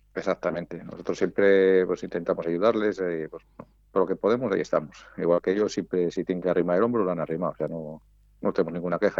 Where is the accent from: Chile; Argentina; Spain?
Spain; Valladolid, Castile and León; nosotros somos de Valladolid